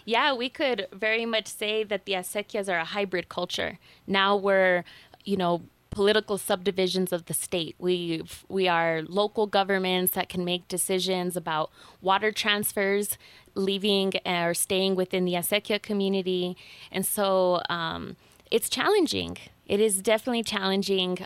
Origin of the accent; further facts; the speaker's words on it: Taos, New Mexico, United States; I grew up here in Taos, in, in Llano Quemado